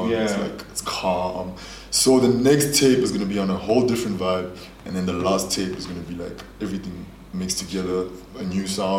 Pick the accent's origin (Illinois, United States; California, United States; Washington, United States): Washington, United States; Spokane; I'm from Zone 3, bro. I'm from Spokane.